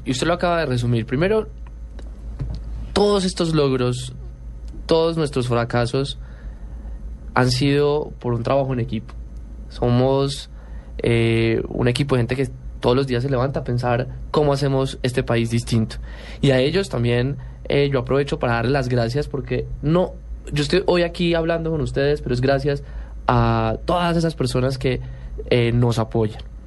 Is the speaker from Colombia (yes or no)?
yes; Colombia; somos los únicos colombianos